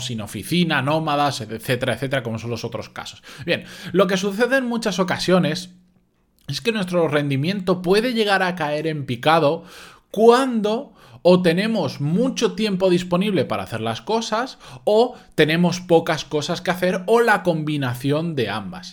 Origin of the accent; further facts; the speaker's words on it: Spain; los que somos de España